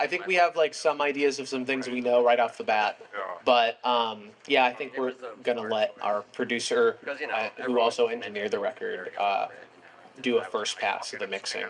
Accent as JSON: {"language": "English", "town": "San Diego", "region": "California", "country": "United States", "also_born_or_lived": "Pacific Northwest", "accent": "surfer accent", "moved": "yes", "lives_now": "Olympia, United States", "said": "I'm from San Diego originally."}